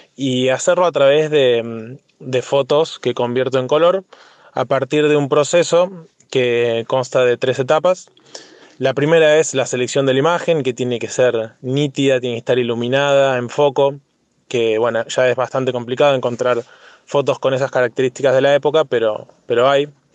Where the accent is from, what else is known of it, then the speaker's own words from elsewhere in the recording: Argentina; nuestro patrimonio en Argentina, que tenemos un gran país